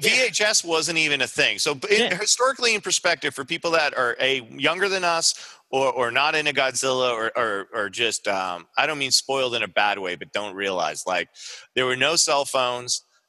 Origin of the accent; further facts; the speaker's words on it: Long Island, New York, United States; growing up in Long Island, we had a lot of comic book shops.